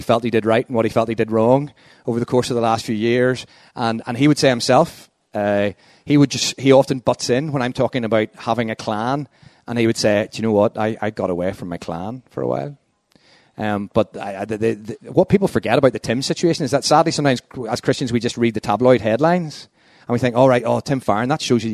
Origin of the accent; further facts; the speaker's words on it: Northern Ireland, United Kingdom; also born or lived in London; As a Northern Irish Protestant